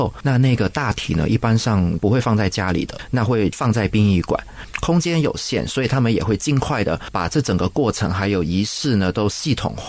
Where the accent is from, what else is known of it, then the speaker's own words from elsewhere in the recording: Malaysia; also born or lived in Taiwan; 我是，我是，我是土生土长。但是呢，我的人生蛮有趣的。他就是大概以十年为一个阶段，一直到十岁的时候，我是跟我外婆住的。我十岁搬回去跟家里住，然后大概到十九岁的时候就去了台湾念书，在台湾也待了十年，然后二十九岁的时候回来马来西亚。